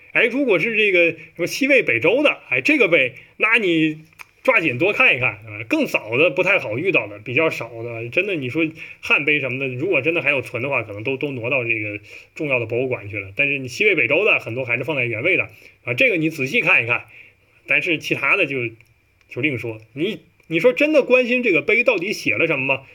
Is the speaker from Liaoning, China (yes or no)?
no; Heilongjiang, China; now in Shanghai, China; 我们是一个东北人？东北人，尤其是这黑龙江人